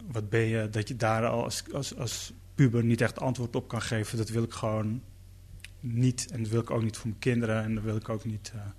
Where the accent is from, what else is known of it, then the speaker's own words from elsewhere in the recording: Netherlands; Ehm, dus bedoel, ik ben hier ook echt geboren. Ik ben ook een Nederlander.